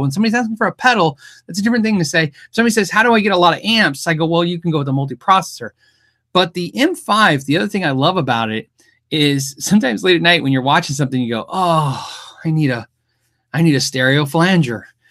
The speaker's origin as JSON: {"language": "English", "country": "United States", "said": "I'm an American"}